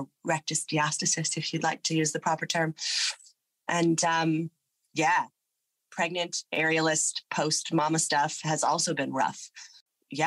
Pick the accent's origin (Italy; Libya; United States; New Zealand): United States; Nevada; first language English; moved away as an adult; also born or lived in New York / England; now in Melbourne, Australia; I'm from Nevada, but I went to school in New York